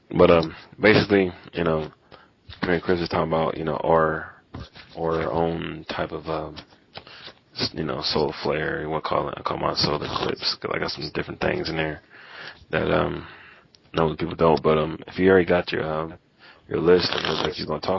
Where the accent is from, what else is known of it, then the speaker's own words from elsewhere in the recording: Indiana, United States; I'm from Indiana